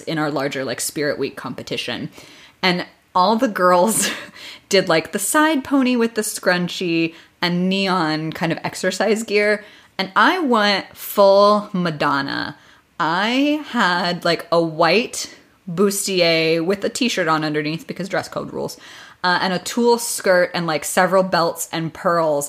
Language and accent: English; Midwest, United States; I grew up in the Midwest